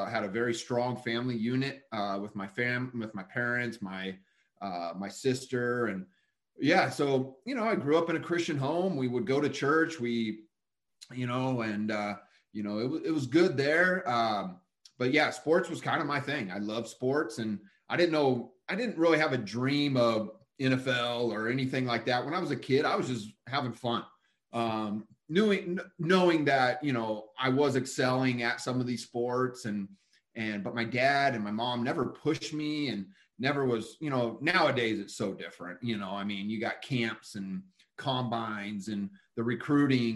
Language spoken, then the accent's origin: English; Fallbrook, California, United States; also born or lived in Huntington Beach / Tustin; I was born and raised down in Southern California. We lived in Huntington Beach at the time, moved inland a little bit to Tustin. And then when I was about 8 or 9, we moved down to the North County of San Diego